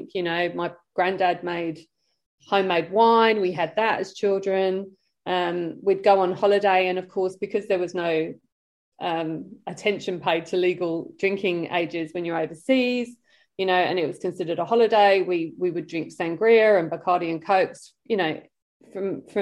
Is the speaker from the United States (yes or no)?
no; London, United Kingdom; born or raised there; accent: British; moved away